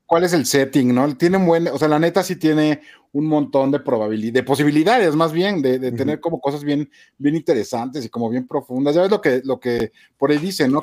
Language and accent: Spanish; Mexico